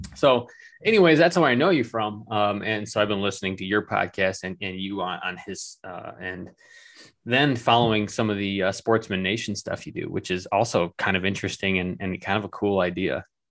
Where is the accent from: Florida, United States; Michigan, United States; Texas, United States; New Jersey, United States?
Michigan, United States; also born or lived in New York City; we're from Michigan, um, missing home.